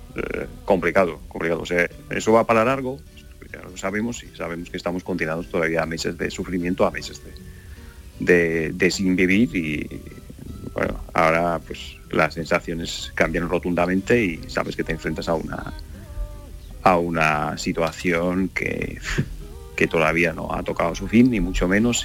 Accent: Donetsk, Donetsk Oblast, Ukraine; Spanish is a second language; now in Spain; nosotros que somos de Donetsk

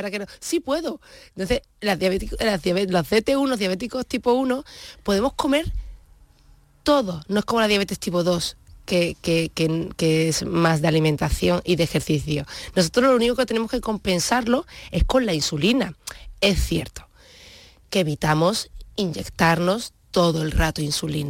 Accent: Huelva, Andalusia, Spain; also born or lived in Germany / Santa Ana la Real / Seville; Entonces ya la época de colegio, instituto la viví en, Huelva, sin perder el vínculo nunca con Santana

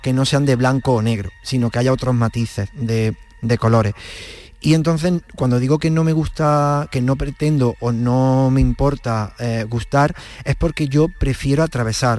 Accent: Villa del Río, Andalusia, Spain

